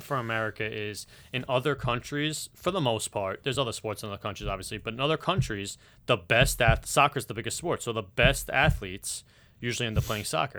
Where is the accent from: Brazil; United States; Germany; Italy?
United States; New York; as a New Yorker